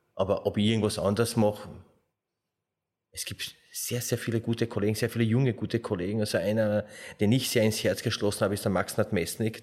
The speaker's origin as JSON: {"language": "German", "country": "Slovenia", "moved": "yes", "lives_now": "Austria", "said": "ich komme ja aus Slowenien"}